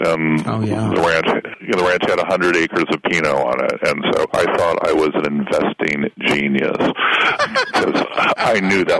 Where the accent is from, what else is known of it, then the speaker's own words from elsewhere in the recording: Ventura County, Southern California, United States; I think you and I grew up in Southern California, and we felt a tremendous, let's say, loyalty to the neighborhood.